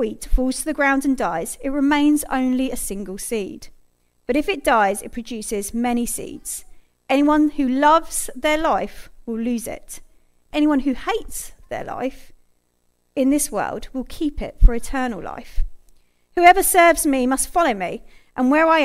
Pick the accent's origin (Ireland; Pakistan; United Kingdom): United Kingdom; as a British nation